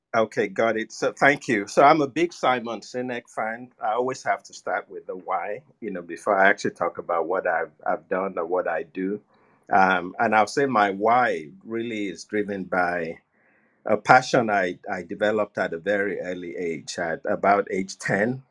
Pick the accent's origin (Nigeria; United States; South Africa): Nigeria; moved away; I was born and raised in Nigeria